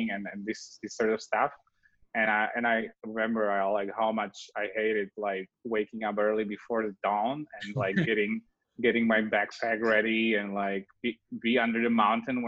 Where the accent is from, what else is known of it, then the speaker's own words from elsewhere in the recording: Slovakia; moved away as an adult; now in Los Angeles, United States; So I was born in Slovakia.